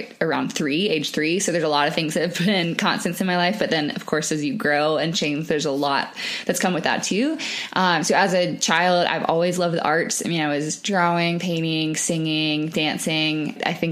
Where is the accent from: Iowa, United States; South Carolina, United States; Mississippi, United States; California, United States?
South Carolina, United States; Charleston; now in Denver, United States; I'm from Charleston, South Carolina